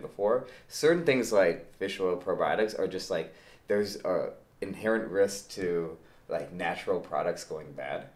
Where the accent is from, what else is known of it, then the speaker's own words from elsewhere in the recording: St. Louis, Missouri, United States; moved away as an adult; also born or lived in Michigan; born and raised in St. Louis, Missouri.